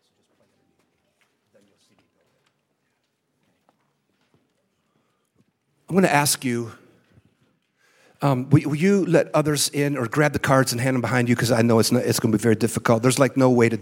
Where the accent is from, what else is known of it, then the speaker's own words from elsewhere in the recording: San Francisco, California, United States; I was born in San Francisco